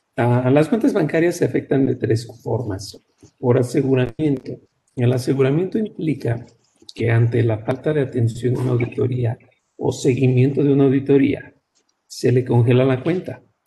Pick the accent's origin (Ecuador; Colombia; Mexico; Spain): Mexico; somos mexicanos